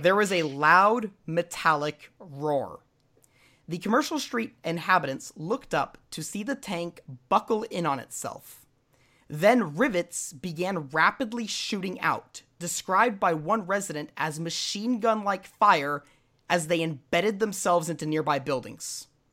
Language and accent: English; United States; now in Norway; I'm an American, but I do live in Norway